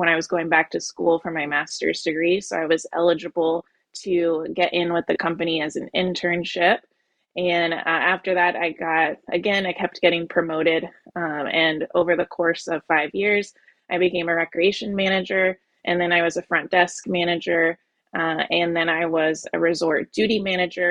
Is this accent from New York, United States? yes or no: no; Orlando, Florida, United States; I am from Orlando, so I grew up in the heart of tourism in America.